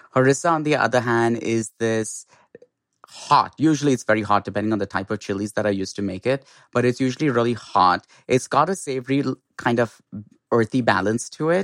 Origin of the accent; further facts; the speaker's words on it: Mumbai, Maharashtra, India; moved away; in India, I grew up in Bombay